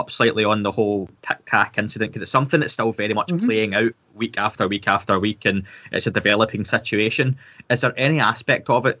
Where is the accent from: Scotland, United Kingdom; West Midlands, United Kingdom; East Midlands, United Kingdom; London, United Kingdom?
Scotland, United Kingdom; being Scottish